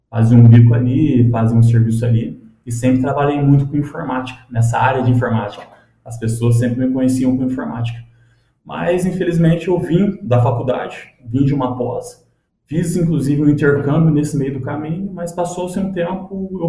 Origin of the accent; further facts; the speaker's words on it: Cruzeiro, São Paulo, Brazil; born there; em Cruzeiro mesmo. Atualmente tenho 29 anos de idade, tô ficando velhinho já, né?